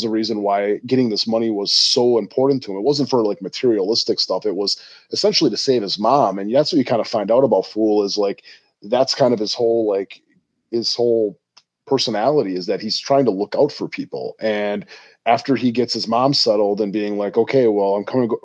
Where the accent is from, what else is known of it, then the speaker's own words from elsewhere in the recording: Milwaukee, Wisconsin, United States; I grew up in Milwaukee, which is not that far away from Chicago.